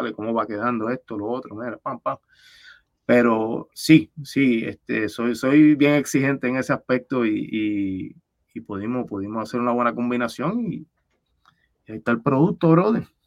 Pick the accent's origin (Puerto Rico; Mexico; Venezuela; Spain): Puerto Rico; Levittown; de Levitown, de donde yo soy